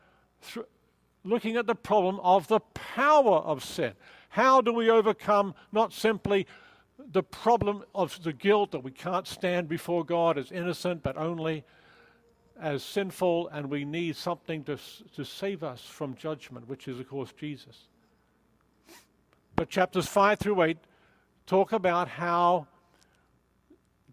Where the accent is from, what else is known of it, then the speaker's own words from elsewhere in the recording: Australia; I'm Australian